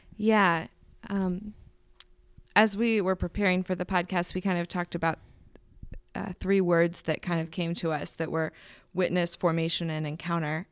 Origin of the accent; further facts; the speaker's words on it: Indianapolis, Indiana, United States; moved away as an adult; I do love Indy. Um, it's my hometown